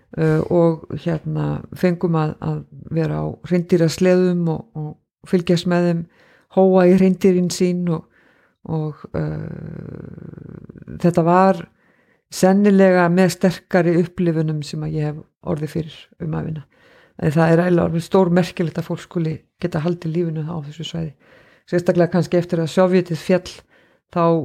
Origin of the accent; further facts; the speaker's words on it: Reykjavík, Capital Region, Iceland; moved away as an adult; also born or lived in North Iceland; now in Akureyri, Iceland; Ég bjó í Reykjavík fyrstur um 30 ár æfinar með einhverjum smá hlýjum og ákvað þá að koma hérna norður